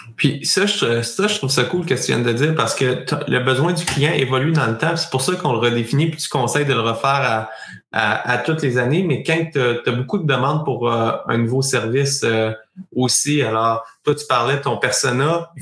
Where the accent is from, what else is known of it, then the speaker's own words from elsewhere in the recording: Sherbrooke, Quebec, Canada; je suis de Sherbrooke